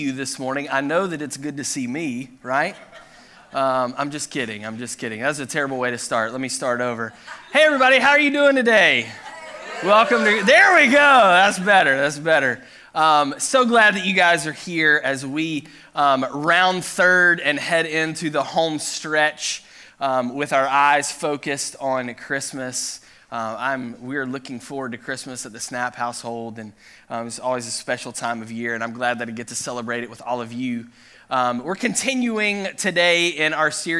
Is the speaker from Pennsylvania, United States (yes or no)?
no; Chattanooga, Tennessee, United States; moved away; I grew up in Chattanooga, Tennessee